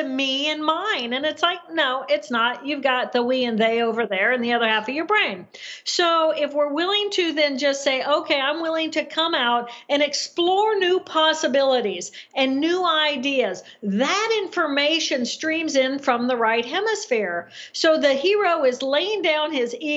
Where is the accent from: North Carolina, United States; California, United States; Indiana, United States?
Indiana, United States; moved away as an adult; also born or lived in Massachusetts; I grew up in Indiana